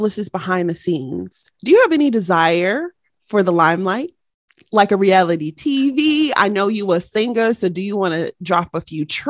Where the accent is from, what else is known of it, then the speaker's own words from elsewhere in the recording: Southfield, Michigan, United States; we are from Southfield, Michigan.